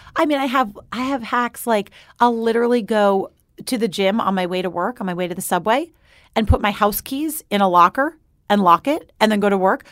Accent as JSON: {"language": "English", "region": "New York", "country": "United States", "tie": "born or raised there", "said": "I grew up just outside of New York City, and then I moved to the city."}